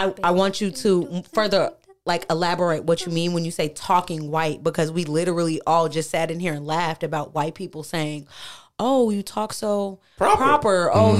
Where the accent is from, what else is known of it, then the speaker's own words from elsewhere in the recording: Milwaukee, Wisconsin, United States; also born or lived in Mobile, Alabama; I was originally born somewhere else. I was raised in between Milwaukee, Wisconsin and Mobile, Alabama.